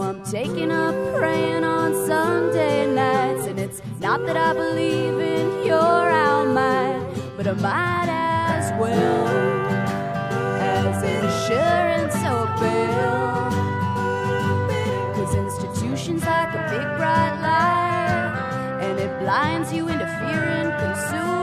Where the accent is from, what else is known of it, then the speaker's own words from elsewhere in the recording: California, United States; I'm from California